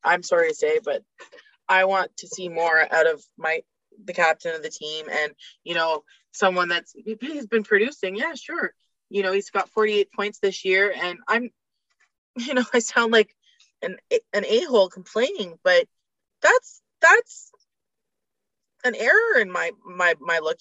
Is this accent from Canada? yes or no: yes; Canada; as a Canadian